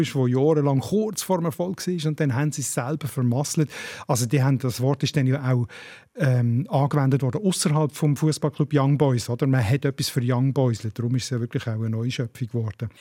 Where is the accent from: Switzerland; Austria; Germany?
Switzerland; Basel, Basel-Stadt; ich als Basler und Basel-Fan.